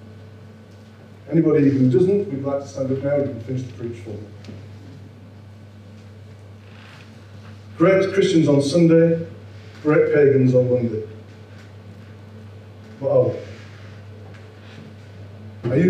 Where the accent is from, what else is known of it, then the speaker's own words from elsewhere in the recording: Yorkshire and the Humber, United Kingdom; I'm a Yorkshireman